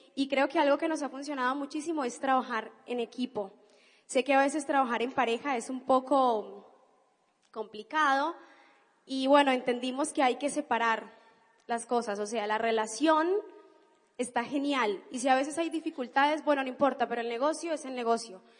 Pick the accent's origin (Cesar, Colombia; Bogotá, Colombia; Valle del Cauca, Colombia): Valle del Cauca, Colombia; Cali; now in Argentina; Yo no soy argentina, yo soy colombiana, soy de Cali